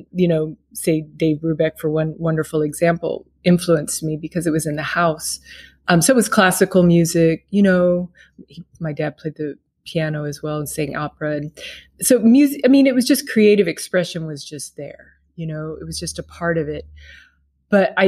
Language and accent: English; Kansas City, Missouri, United States; I grew up in Kansas City, Missouri, you know, which is a jazz city, jazz and blues